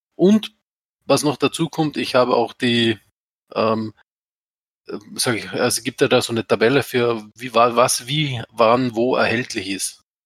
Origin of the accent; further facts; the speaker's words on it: Austria; ich komme quasi aus dem Schluchtendorf, aus Österreich.